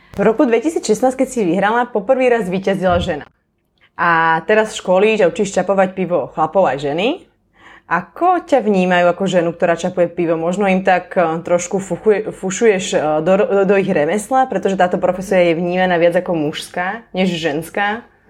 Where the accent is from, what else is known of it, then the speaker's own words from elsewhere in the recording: Malacky, Bratislava Region, Slovakia; sedím v plzeňskej hodovni v Malackách, v mojom rodnom meste